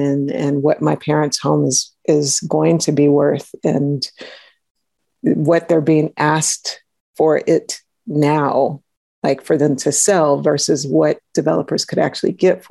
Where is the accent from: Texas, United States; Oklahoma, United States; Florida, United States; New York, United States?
Texas, United States; Houston; I grew up in Acres Homes